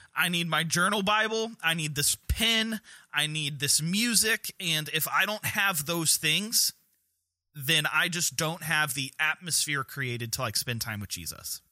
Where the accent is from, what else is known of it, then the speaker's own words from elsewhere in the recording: North Carolina, United States; our great state of North Carolina